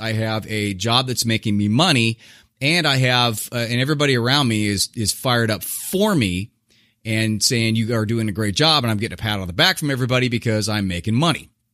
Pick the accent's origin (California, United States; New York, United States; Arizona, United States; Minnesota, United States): California, United States; Southern; I was born in Southern California, um, a kind of a middle, lower middle class guy